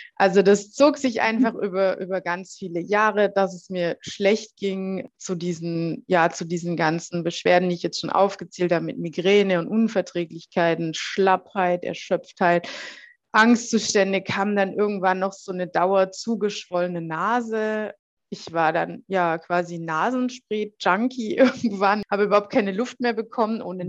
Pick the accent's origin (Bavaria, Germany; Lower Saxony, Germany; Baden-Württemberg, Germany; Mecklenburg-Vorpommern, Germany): Baden-Württemberg, Germany; Heilbronn; dann bin ich erstmal wieder zurück in meine Heimatstadt nach Heilbronn